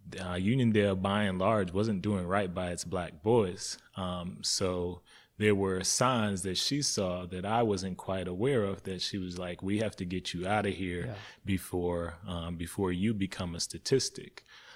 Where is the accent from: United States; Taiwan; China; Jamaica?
Jamaica; moved away; Even growing up in Jamaica for the years, I thought we were pretty well off. And then coming here and being on like food stamps initially